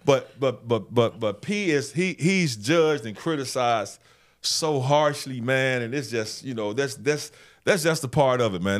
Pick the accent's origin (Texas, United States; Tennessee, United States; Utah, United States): Tennessee, United States; Memphis; I knew I wanted to be a sports director at a T V station in my hometown one day.